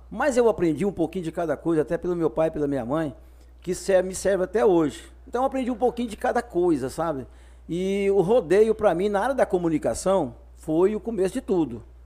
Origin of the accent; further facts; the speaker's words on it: near Goiânia, Goiás, Brazil; also born or lived in Conceição do Araguaia, Pará / Caseara, Tocantins; now in Pará, Brazil; Como nós morava perto de Goiânia nessa época, que eu nasci perto de Goiânia